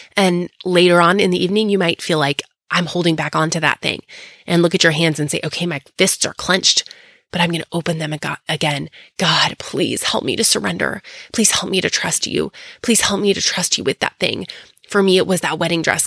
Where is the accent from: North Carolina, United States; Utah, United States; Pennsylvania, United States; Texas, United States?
Texas, United States; coming to you next time from my hometown in Texas.